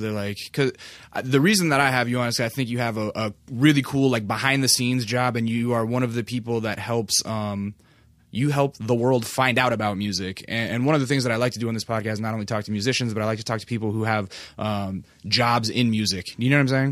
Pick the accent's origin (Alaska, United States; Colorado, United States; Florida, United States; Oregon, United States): Alaska, United States; moved away; I'm from Alaska originally